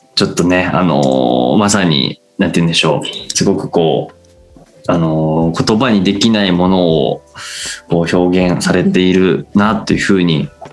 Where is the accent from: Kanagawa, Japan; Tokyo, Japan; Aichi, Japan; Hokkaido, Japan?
Tokyo, Japan; ずっと東京生まれて東京にずっといる